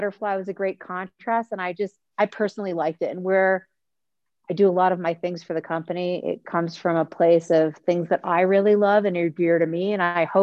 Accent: Boston, Massachusetts, United States; now in California, United States; I'm from Boston. I lived in California. I've been living in California.

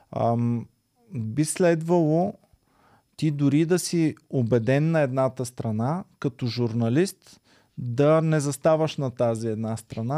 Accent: Stara Zagora, Stara Zagora Province, Bulgaria; като дете от Стара Загора

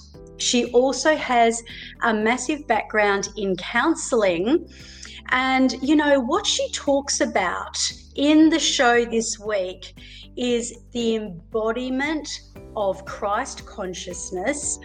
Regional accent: Melbourne, Victoria, Australia; moved away; I was born over there. I was born in Melbourne

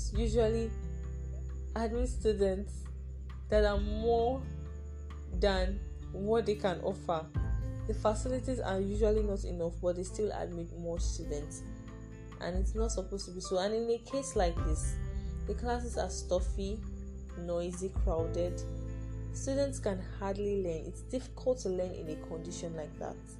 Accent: Nigeria; us as Nigerian students

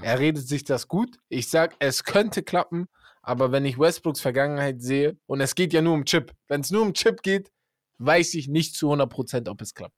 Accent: Hamburg, Germany; now in Siegerland, Germany; ich komme aus Hamburg

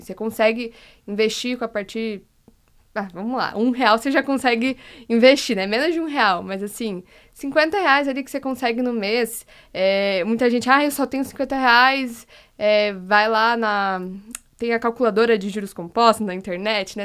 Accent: Curitiba, Paraná, Brazil; moved away; Sou de Curitiba

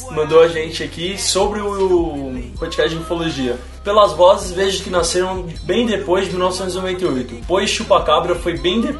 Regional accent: Minas Gerais, Brazil; ET de Varginha, para quem cresceu como eu na época, e eu sou de Minas Gerais, a história correu no estado inteiro antes de ver na TV.

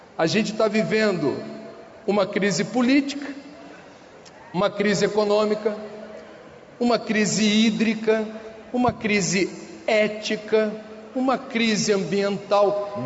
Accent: Rio de Janeiro, Brazil; moved away; No Rio de Janeiro, de onde eu venho

